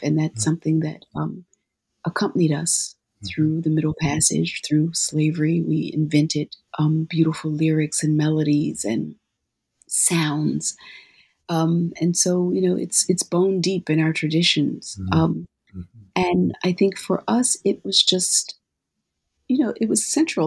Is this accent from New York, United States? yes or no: no; Philadelphia, Pennsylvania, United States; moved away; when I was growing up in Philadelphia